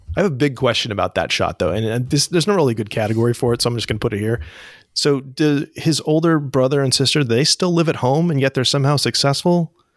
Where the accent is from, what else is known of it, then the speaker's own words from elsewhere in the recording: Northern California, United States; I'm from Northern California